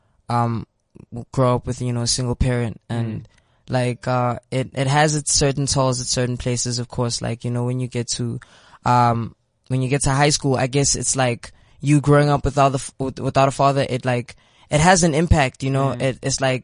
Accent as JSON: {"language": "English", "town": "Pretoria", "region": "Gauteng", "country": "South Africa", "said": "I'm from Pretoria. I am 18 years old."}